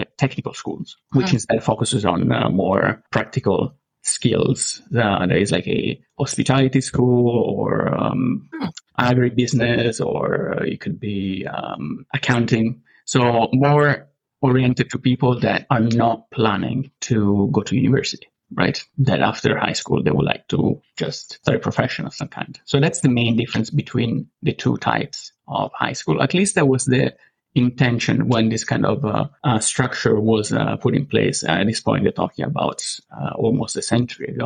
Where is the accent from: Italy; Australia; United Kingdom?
Italy; Rome, Lazio; English is a second language; moved away as an adult; now in Canada; I'm from Italy originally. I was born in Rome, and I grew up and lived most of my life in Rome.